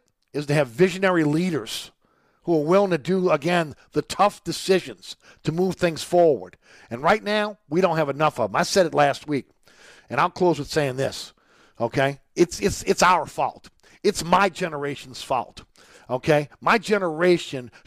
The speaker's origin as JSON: {"language": "English", "town": "New Orleans", "region": "Louisiana", "country": "United States", "said": "we're from New Orleans, Louisiana"}